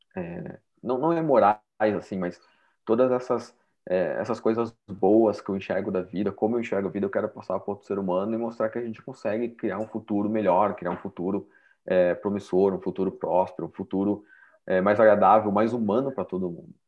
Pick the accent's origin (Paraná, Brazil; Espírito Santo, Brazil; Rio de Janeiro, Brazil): Paraná, Brazil; Curitiba; eu sou de Curitiba, nasci, morei, criado a vida inteira aqui em Curitiba, no Paraná